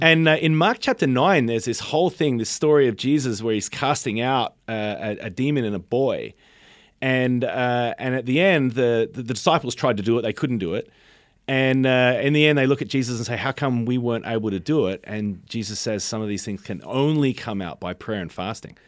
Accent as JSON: {"language": "English", "country": "Australia", "tie": "born or raised there", "moved": "yes", "lives_now": "United States"}